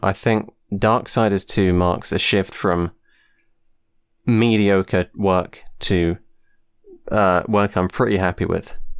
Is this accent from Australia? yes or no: no; United Kingdom; I am from the U K